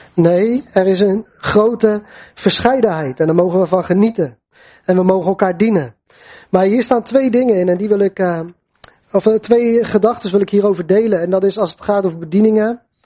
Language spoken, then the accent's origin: Dutch; Netherlands; voor ons als Nederlanders